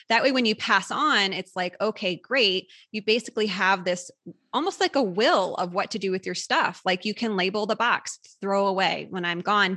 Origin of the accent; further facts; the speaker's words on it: Midwest, United States; moved away; we're both from the Midwest originally